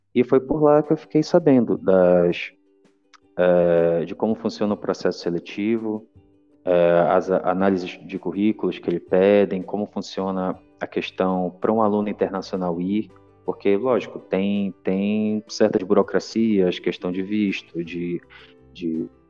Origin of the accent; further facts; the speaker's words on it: Brazil; amo minha terra